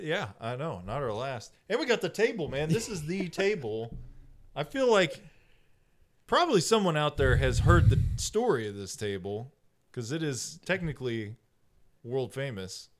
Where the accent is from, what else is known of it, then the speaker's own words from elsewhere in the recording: Texas, United States; I'm from Texas